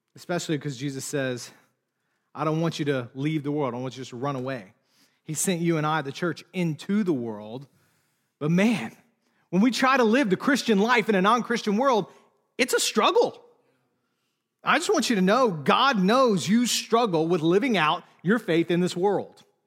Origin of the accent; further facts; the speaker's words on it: United States; also born or lived in Charlotte, North Carolina, United States; as an American